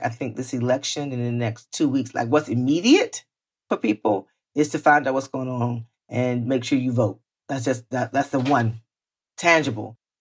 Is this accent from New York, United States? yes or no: no; Florida, United States; I grew up in Florida where we grew up around the K K K